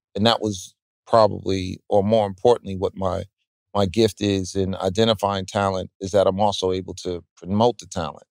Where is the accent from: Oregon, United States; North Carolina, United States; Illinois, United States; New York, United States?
New York, United States; being a New Yorker